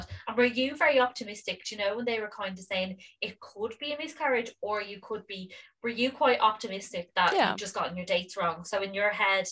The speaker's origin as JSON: {"language": "English", "country": "Ireland", "said": "as Irish people"}